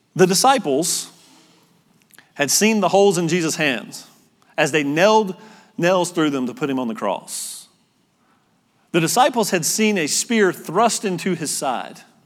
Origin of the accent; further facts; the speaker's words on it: North Carolina, United States; moved away as an adult; also born or lived in Utah; I'm from North Carolina